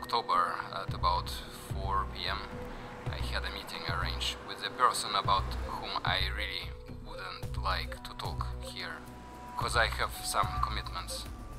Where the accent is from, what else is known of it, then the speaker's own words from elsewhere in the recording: North Caucasus, Russia; English is a second language; moved away as an adult; also born or lived in Voronezh, Russia; now in United Kingdom; I born in Soviet Union in Voronezh. I grew up in North Caucasus, it's near Chechnya.